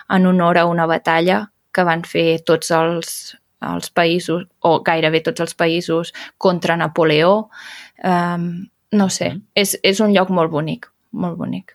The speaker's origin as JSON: {"language": "Catalan", "area": "Berguedà", "region": "Catalonia", "country": "Spain", "said": "el Berguedà, que és d'on sóc jo"}